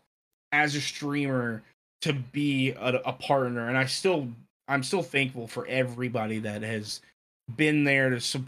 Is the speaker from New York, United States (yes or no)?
no; Marietta, Georgia, United States; also born or lived in Greenville; I was born and raised in Marietta, Georgia